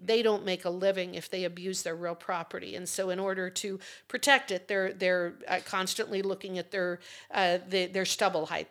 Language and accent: English; Fort Laramie, Wyoming, United States; I'm from the Torrington area, Goshen County. Grew up at Fort Laramie